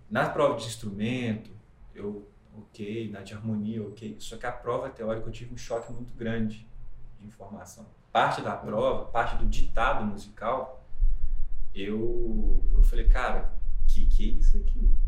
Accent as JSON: {"language": "Portuguese", "town": "Ubá", "region": "Minas Gerais", "country": "Brazil", "said": "Eu sou de Ubá."}